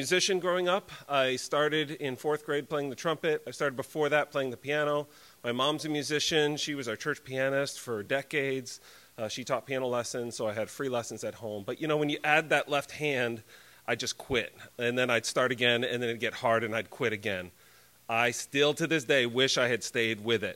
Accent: Connecticut, United States; I grew up in Connecticut in a Christian home

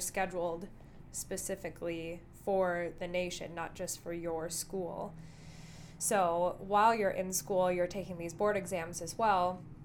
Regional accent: Dickinson, North Dakota, United States; moved away as an adult; now in Rapid City, United States; my hometown of Dickinson, North Dakota

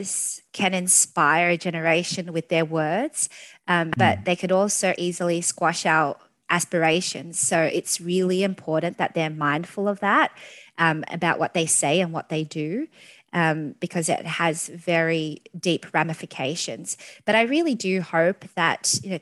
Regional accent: Australia; I absolutely love being an Australian, and, you know, not just any Australian, but one with Vietnamese heritage

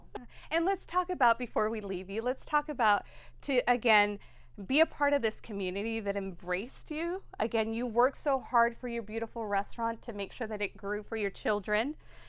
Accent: Las Vegas, Nevada, United States; I grew up with six siblings, Bobby right here and Manny right here. So we're going to get to our memories of growing up here in Las Vegas. Our family's been here since 81

